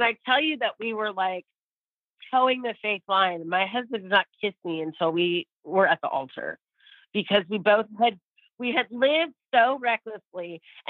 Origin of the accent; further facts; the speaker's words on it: California, United States; moved away as an adult; now in Texas, United States; I'm actually from California. I've been in Texas for 15 years.